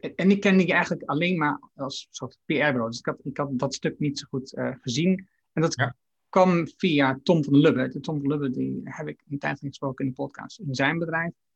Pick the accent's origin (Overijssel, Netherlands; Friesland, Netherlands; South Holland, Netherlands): Overijssel, Netherlands; Haaksbergen; mijn geboorteplaats Haaksberg